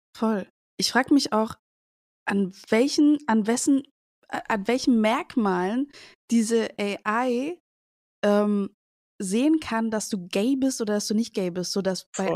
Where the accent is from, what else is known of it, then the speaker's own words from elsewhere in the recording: Cuba; now in Germany; ich komme aus Kuba